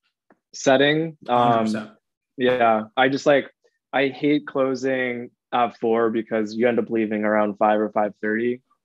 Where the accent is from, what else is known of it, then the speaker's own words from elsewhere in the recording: New York, United States; I grew up in New York.